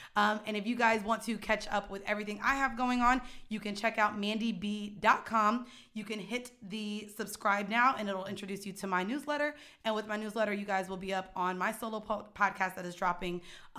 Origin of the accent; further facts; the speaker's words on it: Florida, United States; I went to Lehman, didn't know about it. I'm from Florida.